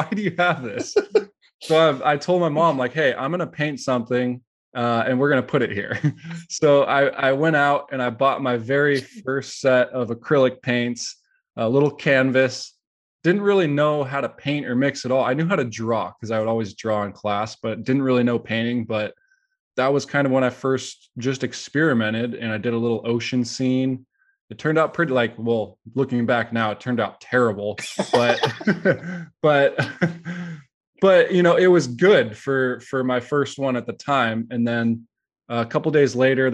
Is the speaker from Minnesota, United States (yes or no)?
no; San Jose, California, United States; I was born and raised in San Jose